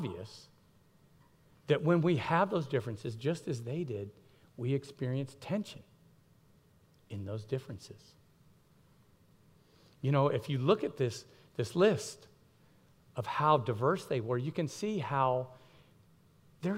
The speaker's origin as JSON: {"language": "English", "town": "Miami", "region": "Florida", "country": "United States", "tie": "born or raised there", "said": "I grew up in Miami, Florida"}